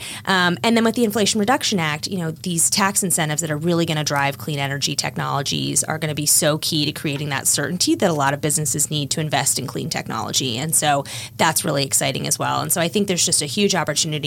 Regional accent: Washington, District of Columbia, United States; I'm from the Washington area, knew I wanted to come back after law school

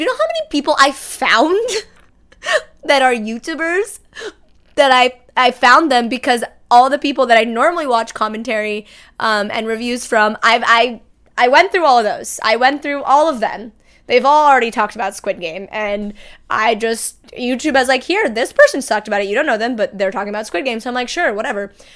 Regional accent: Brazil; now in United States; my home country of Brazil

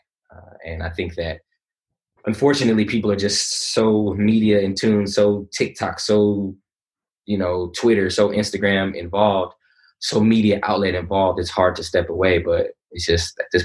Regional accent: California, United States; also born or lived in Conyers, Georgia / Atlanta, Georgia; now in East Point, United States; coming from California, growing up on the West Coast

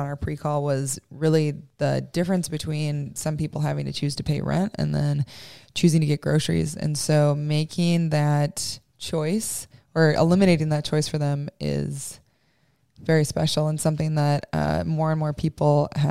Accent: Iowa, United States; moved away; growing up in Iowa

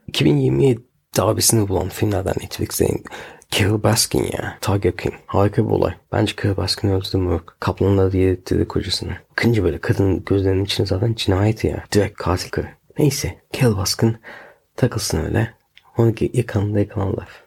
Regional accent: Turkey; also born or lived in England; now in United Kingdom; Hala Türk'üm. Ee, Türk doğduk Türk öleceğiz

